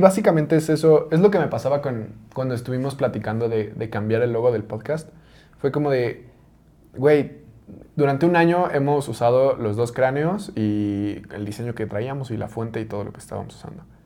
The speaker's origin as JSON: {"language": "Spanish", "country": "Mexico", "said": "como mexicanos tenemos muy arraigados muchos símbolos"}